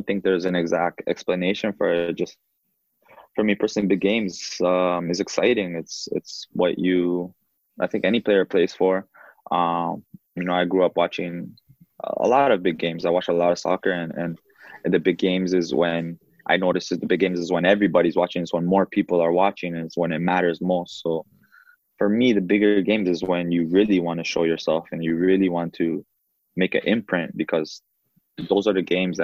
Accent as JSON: {"language": "English", "town": "Toronto", "region": "Ontario", "country": "Canada", "tie": "born or raised there", "also_born_or_lived": "Uruguay", "said": "to play for my hometown"}